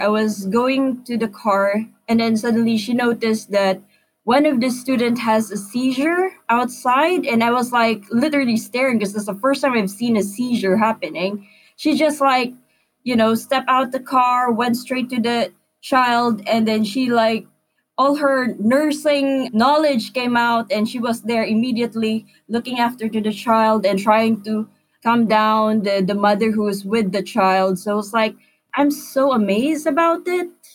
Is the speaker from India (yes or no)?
no; Philippines; moved away as an adult; now in Brighton, United Kingdom; Being a Filipino, we have a good community here in Brighton